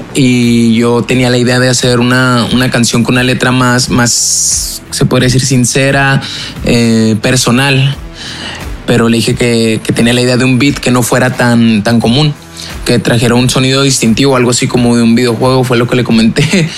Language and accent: Spanish; Chihuahua, Mexico; soy de Chihuahua, México, tengo 21 años